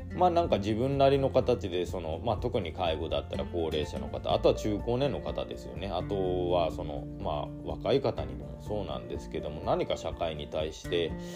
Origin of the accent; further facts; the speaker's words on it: Hirado, Nagasaki, Japan; moved away as an adult; also born or lived in Aichi Prefecture; 長崎県平戸市っていうところで生まれ育って高校卒業してからあの工場にね就職するために愛知県の方に